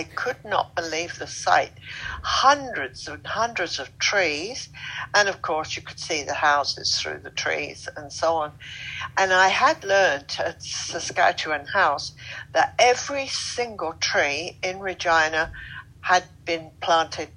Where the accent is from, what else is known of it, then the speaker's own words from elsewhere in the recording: London, United Kingdom; moved away as an adult; now in Deep Cove, Canada; I'm originally from Britain, London. Yes, a London girl, Southwest London.